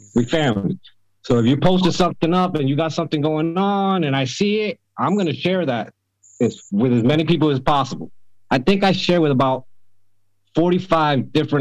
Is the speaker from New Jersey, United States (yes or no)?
no; Connecticut, United States; moved away; I'm originally from Connecticut, 45-minute ride into New York City